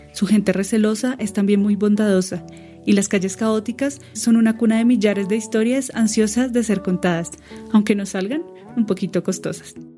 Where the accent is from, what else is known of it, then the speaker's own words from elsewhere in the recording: Colombia; como colombianos